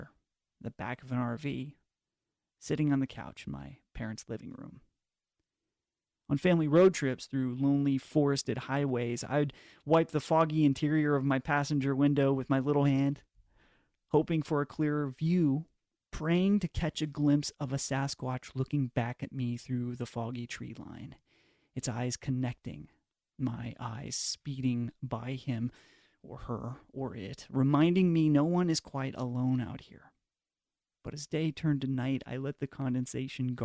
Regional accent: Pacific Northwest, United States; Growing up in the Pacific Northwest

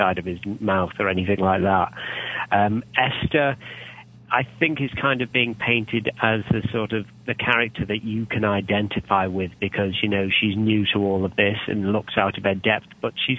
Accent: United Kingdom; I'm British

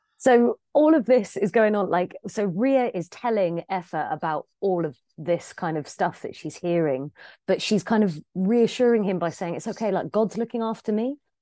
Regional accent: England, United Kingdom; I'm English

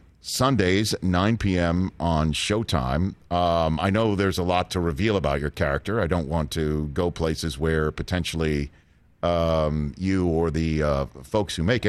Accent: New York City, New York, United States; moved away as an adult; also born or lived in Redding, California; I'm from New York City and being up there in Redding, California, where we broadcast to every day in the Redding Chico Market

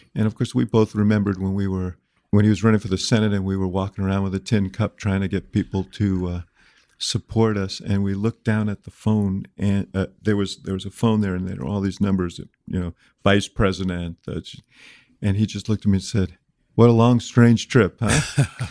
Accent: Chicago, Illinois, United States; the fifty-seventh mayor of my hometown, the city of Chicago

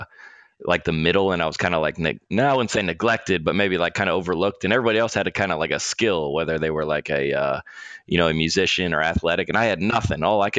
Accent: Lilburn, Georgia, United States; moved away as an adult; also born or lived in Denver, Colorado; I grew up in Lilburn, Georgia, which is where my parents live. And I am busing in and out of my parents' house. And that's where I'm at right now.

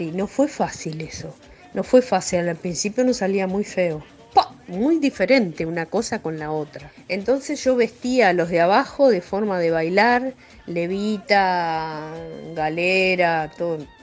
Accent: Uruguay; now in Buenos Aires, Argentina; yo que soy uruguaya

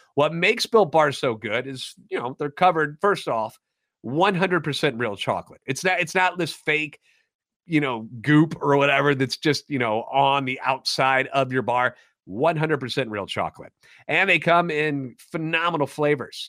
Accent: St. Louis, Missouri, United States; now in Nashville, United States; Born and raised in the Lou

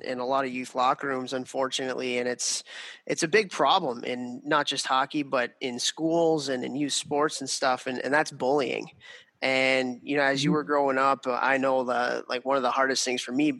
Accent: Chicago, Illinois, United States; moved away; my hometown of Chicago, Illinois

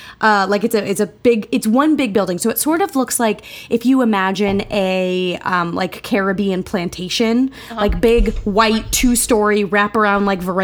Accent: United States; as an American

